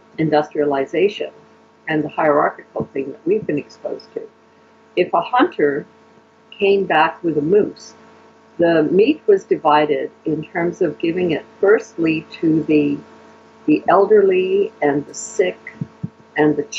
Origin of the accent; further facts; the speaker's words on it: Canada; Canadian Europeans do this, Euro-Canadians